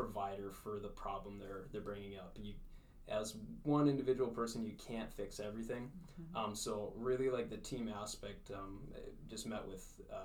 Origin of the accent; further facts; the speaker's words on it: Fergus Falls, Minnesota, United States; I grew up in Fergus Falls. Graduated from high school here